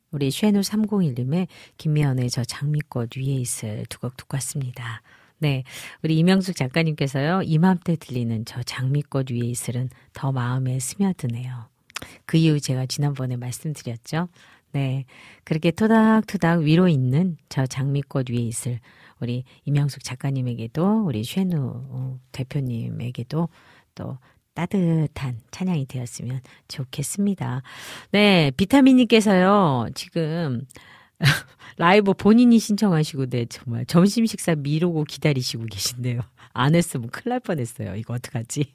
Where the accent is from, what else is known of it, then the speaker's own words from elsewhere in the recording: Goseong, Gangwon, South Korea; 제가 어려서 강원도 고성에서 자라면서